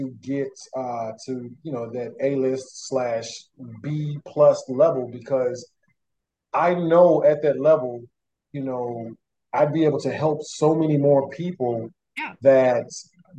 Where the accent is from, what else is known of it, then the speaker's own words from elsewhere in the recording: Atlanta, Georgia, United States; I'm from Atlanta, Georgia